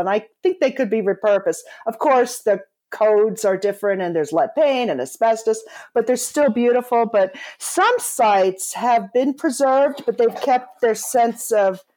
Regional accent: eastern Pennsylvania, United States; I grew up in a town connected to the steel industry, and it was also center for other heavy manufacturing. It was in eastern Pennsylvania

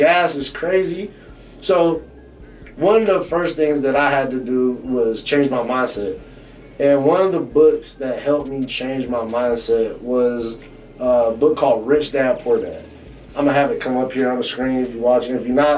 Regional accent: the South, United States; I grew up in the South

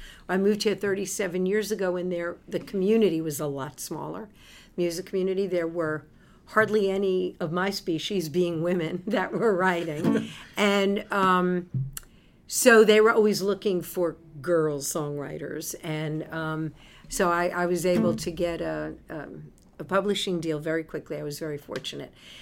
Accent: New York City, New York, United States; moved away as an adult; I moved here from New York City, which is where I was born and raised

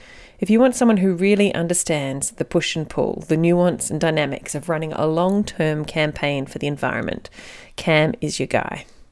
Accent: Melbourne, Victoria, Australia; I grew up in Melbourne

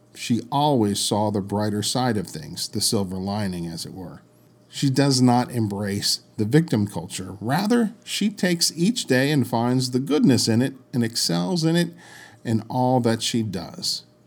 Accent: Washington, District of Columbia, United States; I grew up in the Washington, D C area

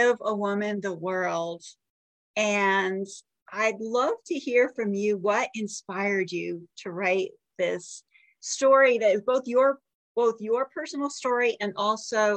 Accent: Avon, Connecticut, United States; we grew up in the same town. We grew up in Avon, Connecticut.

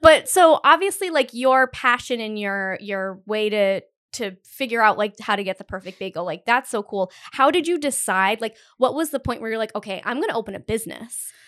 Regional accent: Northern Rhode Island, United States; we're both from Northern Rhode Island

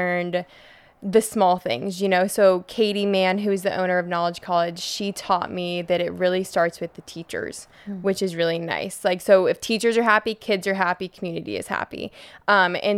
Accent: Colorado, United States; now in Pensacola, United States; I grew up in Colorado.

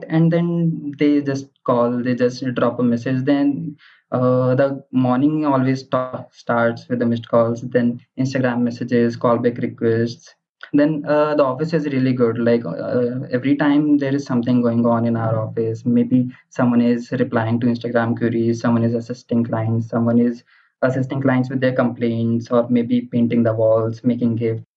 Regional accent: Ghaziabad, Uttar Pradesh, India; I am from Ghaziabad.

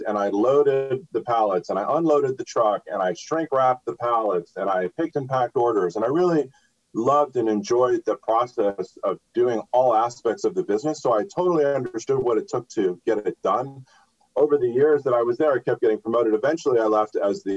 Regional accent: Los Angeles, California, United States; I'm from Los Angeles, so I grew up here. I went to school here

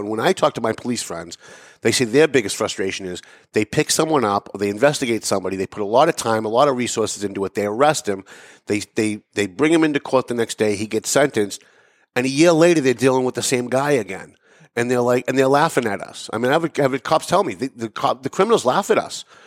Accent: Lawrence, Massachusetts, United States; also born or lived in North Andover; I live in North Andover. I, I was raised in Lawrence, but I, I moved to North Andover about 20 years ago

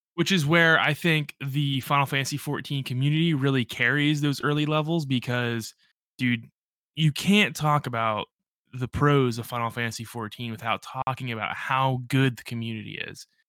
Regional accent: Central Pennsylvania, United States; I'm not from Western or Eastern P

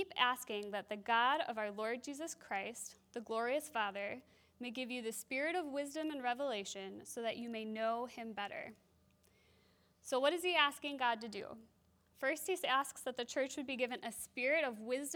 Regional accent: Wisconsin, United States; also born or lived in France; now in Minnesota, United States; I grew up in Wisconsin

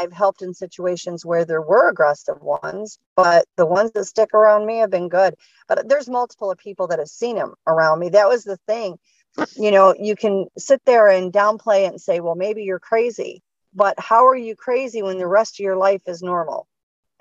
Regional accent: Michigan, United States; Was born and raised in Michigan

